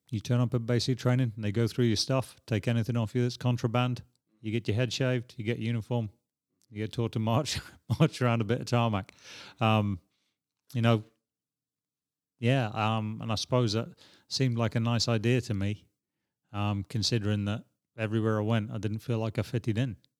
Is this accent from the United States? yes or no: no; Edinburgh, Scotland, United Kingdom; now in Prague, Czech Republic; I grew up in West Hales